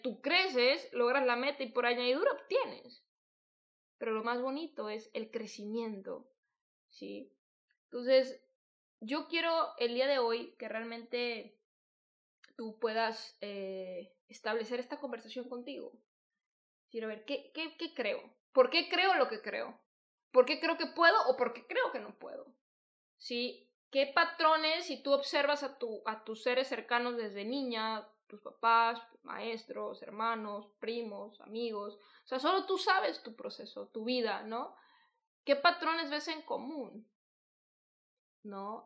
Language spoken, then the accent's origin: Spanish; Guadalajara, Jalisco, Mexico; yo soy de Guadalajara